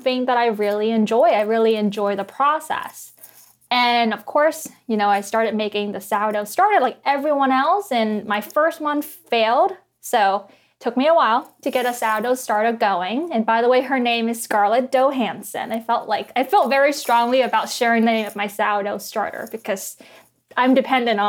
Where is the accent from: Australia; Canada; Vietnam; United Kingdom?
Vietnam; now in Washington, D.C., United States; I grew up in Vietnam.